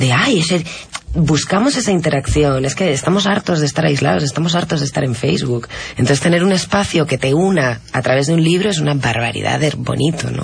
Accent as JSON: {"language": "Spanish", "country": "Spain", "moved": "yes", "lives_now": "Lima, Peru"}